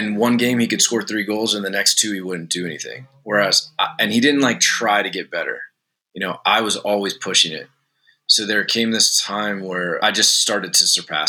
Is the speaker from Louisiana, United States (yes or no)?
yes; outside New Orleans, Louisiana, United States; I grew up outside New Orleans